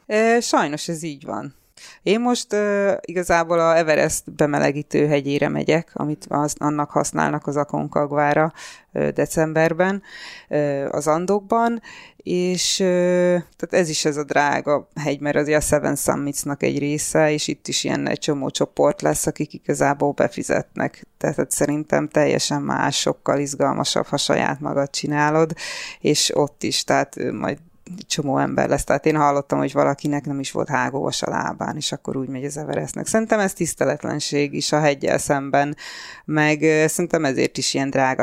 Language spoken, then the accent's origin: Hungarian; Budapest, Hungary; moved away as an adult; also born or lived in England / London; Csepelen születtem